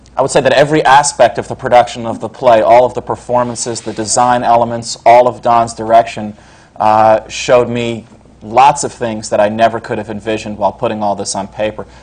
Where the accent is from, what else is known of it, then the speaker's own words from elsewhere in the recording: Scarsdale, New York, United States; now in New York City, United States; I grew up in up in Westchester County in Scarsdale